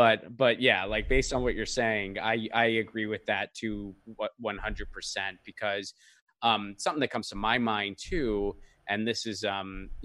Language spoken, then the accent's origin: English; Northeast, United States; I grew up in the Northeast in an Italian-American family